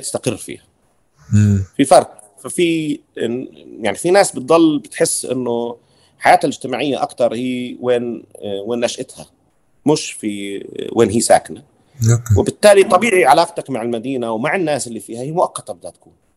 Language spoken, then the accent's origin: Arabic; Deir Jarir, West Bank, Palestine; now in Ramallah, Palestine; انا نشأت في دير جرير شرق رام الله